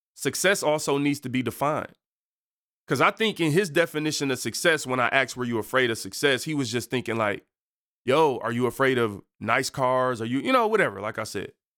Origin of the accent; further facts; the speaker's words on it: Detroit, Michigan, United States; I'm from Seven Mile, East Side in Detroit